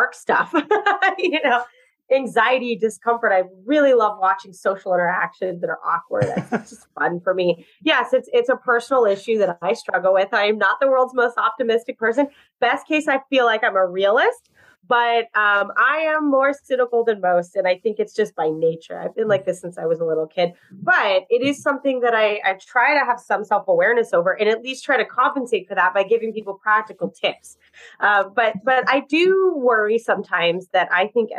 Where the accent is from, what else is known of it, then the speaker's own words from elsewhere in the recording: Southern California, United States; now in New York, United States; I grew up in California, where it is very different. I grew up in Southern California